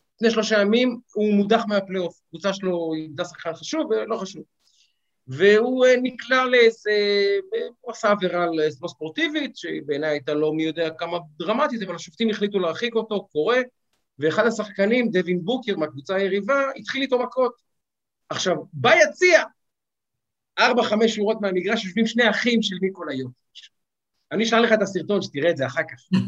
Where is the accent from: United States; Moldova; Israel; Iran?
Israel; Ramat Gan, Tel Aviv District; אני גדלתי בשכונה חרדי, אה, שכונה חילונית, סליחה. וברמת גן